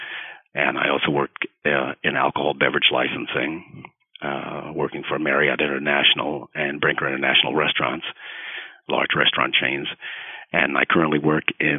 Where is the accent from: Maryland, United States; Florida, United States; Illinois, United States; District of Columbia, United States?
Illinois, United States; Chicago; moved away as an adult; now in California, United States; I'm originally from Chicago, Illinois, and I moved out to California, let's just say, a little while ago